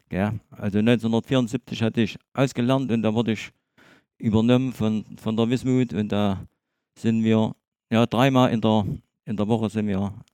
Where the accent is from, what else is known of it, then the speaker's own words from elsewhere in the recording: Gera, Thuringia, Germany; Ich bin in Gera geboren